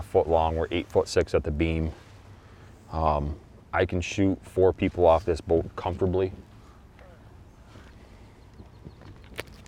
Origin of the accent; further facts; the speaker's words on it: Peru, New York, United States; I grew up in Peru